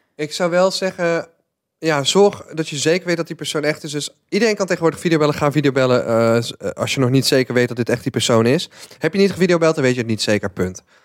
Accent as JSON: {"language": "Dutch", "region": "North Brabant", "country": "Netherlands", "said": "als Brabander"}